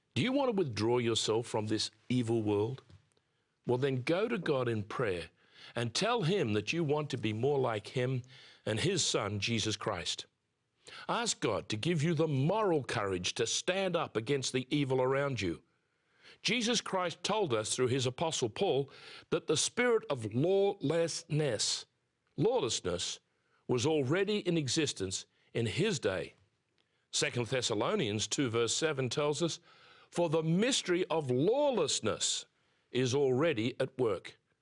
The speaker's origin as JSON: {"language": "English", "area": "near Sydney", "region": "New South Wales", "country": "Australia", "tie": "born or raised there", "said": "I was born near Sydney, Australia, soon after the Second World War."}